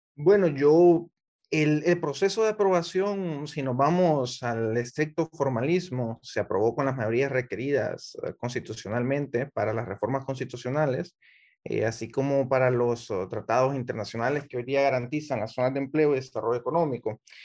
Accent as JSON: {"language": "Spanish", "country": "Honduras", "said": "Yo como ciudadano hondureño"}